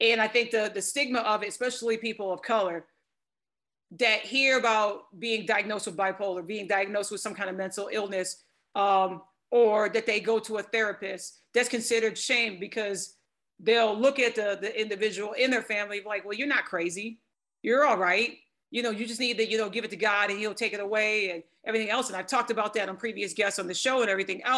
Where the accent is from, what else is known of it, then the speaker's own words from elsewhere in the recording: Michigan, United States; now in Texas, United States; I'm in Texas now, and the North, because I'm from Michigan